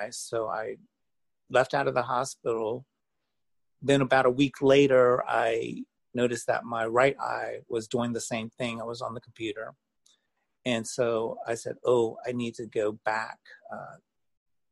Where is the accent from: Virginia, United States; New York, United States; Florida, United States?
Virginia, United States; moved away as an adult; also born or lived in Las Vegas; I grew up in Virginia